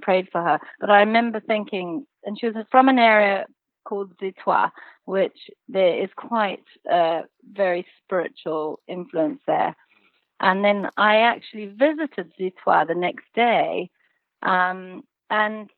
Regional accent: Zimbabwe; moved away; I was born and raised in Zimbabwe, and the gentleman who raised me as a child was actually a witch doctor

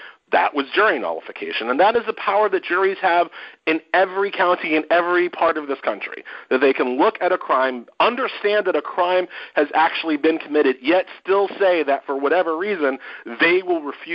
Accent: Haiti; I am from Haiti

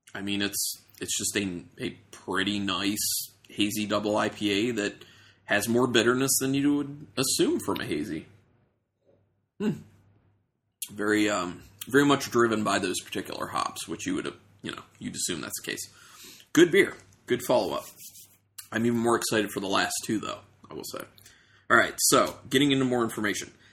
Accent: Ohio, United States; moved away; I'm originally from Ohio, my grandmother lived there

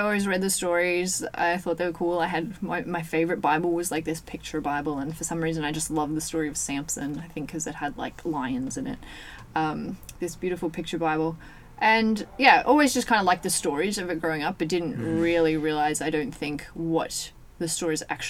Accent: Orange, New South Wales, Australia; I grew up here

